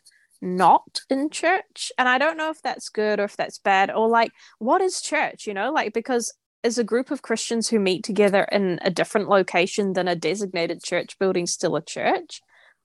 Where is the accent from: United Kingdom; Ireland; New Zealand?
New Zealand; I'm from New Zealand